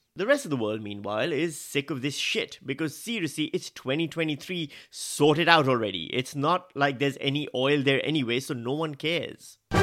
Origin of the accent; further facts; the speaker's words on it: Pakistan; moved away as an adult; now in Australia; I am Pakistani